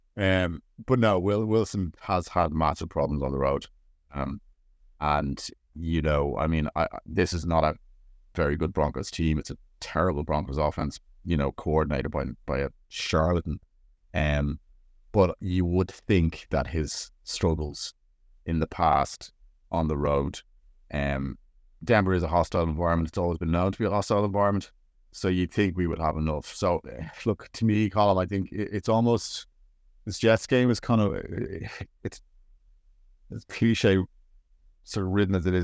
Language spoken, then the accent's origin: English; Ireland; I am Irish